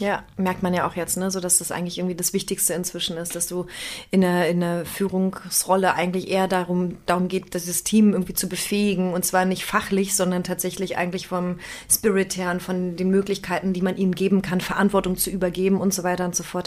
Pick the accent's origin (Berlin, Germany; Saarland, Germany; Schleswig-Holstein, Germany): Berlin, Germany; sowohl gebürtige Berlinerin als auch aus dem Osten.